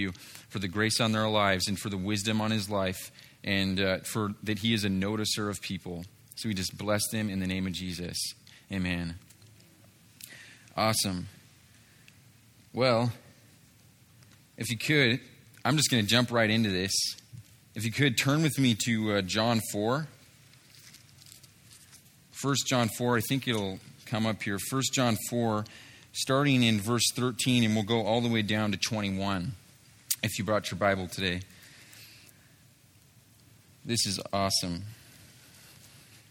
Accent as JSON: {"language": "English", "town": "Seattle", "region": "Washington", "country": "United States", "moved": "yes", "said": "I'm originally from Seattle, Washington kind of area"}